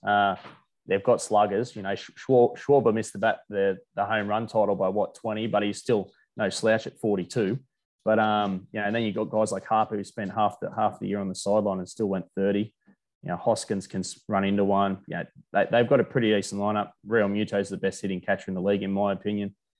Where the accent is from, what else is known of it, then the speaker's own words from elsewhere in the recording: Australia; as an Aussie